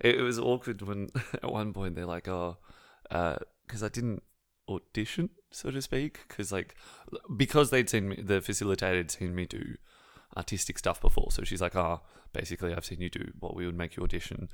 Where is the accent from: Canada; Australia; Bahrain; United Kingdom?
Australia; Sydney, New South Wales; I'm from Western Sydney